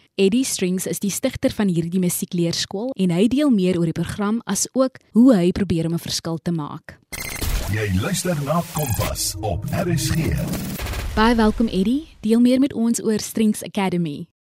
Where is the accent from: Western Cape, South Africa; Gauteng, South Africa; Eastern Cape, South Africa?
Western Cape, South Africa; Kraaifontein; soos ek van Kraaifontein